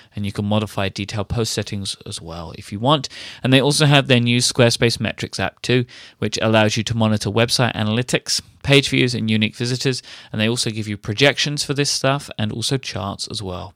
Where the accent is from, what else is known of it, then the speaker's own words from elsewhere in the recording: United Kingdom; I'm British